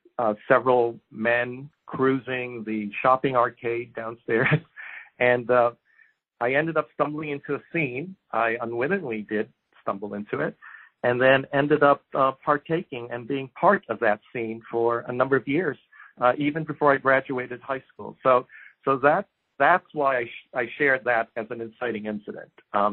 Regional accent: Japan; So a few things about growing up in Japan. First of all, it's probably one of the safest societies.

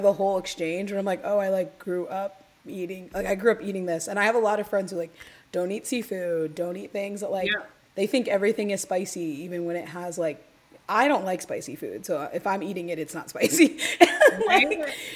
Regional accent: Indianapolis and Dayton, Ohio, Midwest, United States; also born or lived in Tennessee; I was born in Tennessee, but I was raised in Indianapolis and Dayton, Ohio

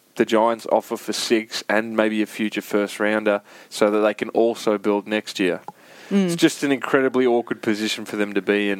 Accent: South Australia, Australia; being South Australian

